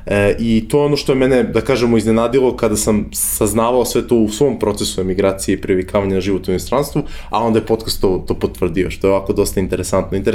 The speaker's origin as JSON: {"language": "Croatian", "region": "Belgrade", "country": "Serbia", "tie": "born or raised there", "moved": "as an adult", "said": "rođen sam u Beogradu 91. godine ovaj, kao svako, svako dete rođeno u tom nekom pre-post eh, ratovskom periodu ili kao poslednja generacija rođena u toj velikoj Jugoslaviji, ovaj, jel te, odrastao sam tih nesrećnih 90-ih"}